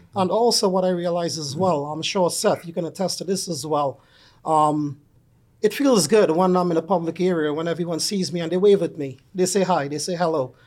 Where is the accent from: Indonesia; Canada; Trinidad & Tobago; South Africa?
Trinidad & Tobago; moved away; I'm originally from Trinidad and Tobago